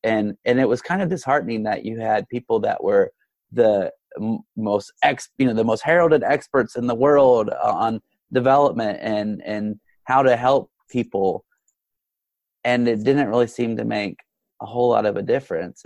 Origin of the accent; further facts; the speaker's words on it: United States; as an American